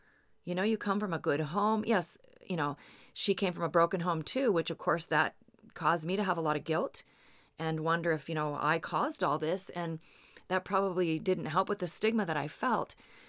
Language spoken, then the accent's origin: English; Seattle, Washington, United States; I'm from the Seattle area, and there was this neighborhood called the Highlands.